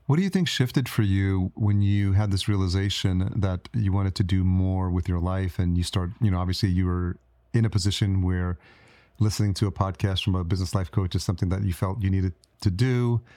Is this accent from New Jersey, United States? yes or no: no; Yonkers, New York, United States; moved away as an adult; also born or lived in Brooklyn; now in Minnesota, United States; I grew up in New York. So I grew up in Yonkers and I lived in New York City